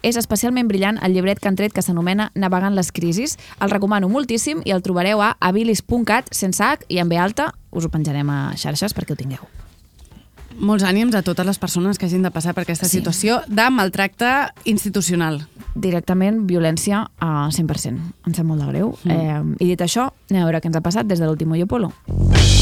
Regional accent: Barcelona, Catalonia, Spain; Jo sóc d'Horta.

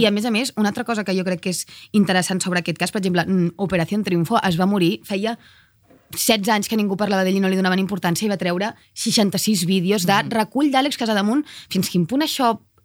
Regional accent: Cardedeu, Catalonia, Spain; tornant a casa meva de nit de Barcelona, que és on viuen els meus avis, cap a Cardedeu, al meu poble

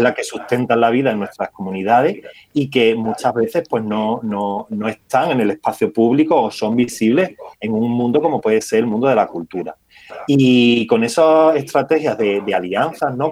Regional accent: Alburquerque, Extremadura, Spain; yo soy de la localidad de Alburquerque, al igual que es mi compañera Victoria

